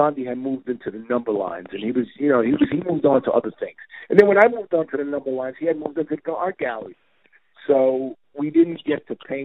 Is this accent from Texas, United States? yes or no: no; New York City, New York, United States; growing up in East New York, we would just be on rooftops with pigeon coops and just benching trains all day